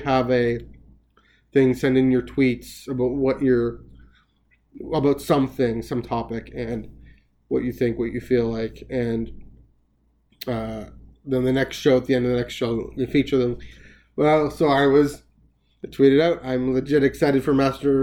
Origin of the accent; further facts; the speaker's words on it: Canada; Being Canadian